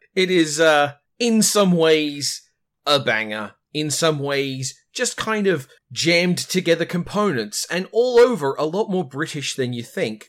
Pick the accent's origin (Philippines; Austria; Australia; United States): Australia